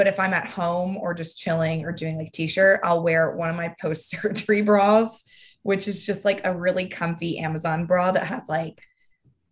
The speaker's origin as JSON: {"language": "English", "region": "Texas", "country": "United States", "tie": "born or raised there", "said": "I'm from Texas. And I remember in fifth grade, people making fun of me"}